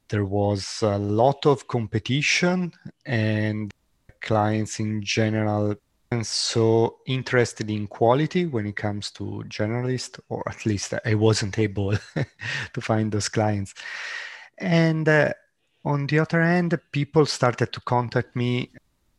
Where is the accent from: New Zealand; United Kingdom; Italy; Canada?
Italy; moved away as an adult; also born or lived in Germany / Ireland / France; I'm Italian.